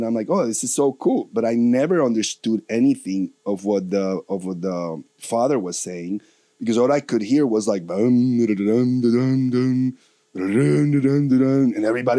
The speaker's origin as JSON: {"language": "English", "country": "Colombia", "tie": "born or raised there", "moved": "yes", "said": "I'm from Colombia"}